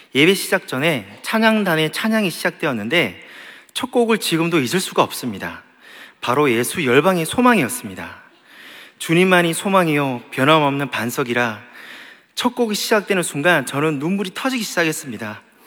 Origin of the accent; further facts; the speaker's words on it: Gyeongsang, South Korea; 나도 경상도인데